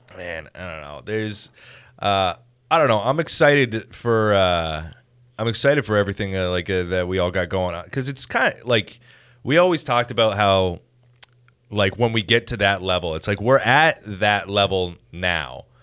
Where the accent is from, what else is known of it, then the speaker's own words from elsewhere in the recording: Chatham, Ontario, Canada; I grew up in Chatham, and, like, that place fucking sucked ass